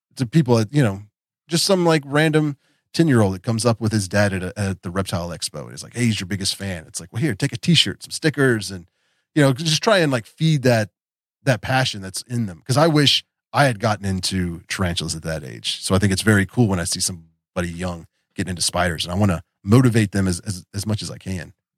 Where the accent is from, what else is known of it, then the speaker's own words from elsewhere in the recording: West Virginia, United States; also born or lived in Florida; I grew up here in West Virginia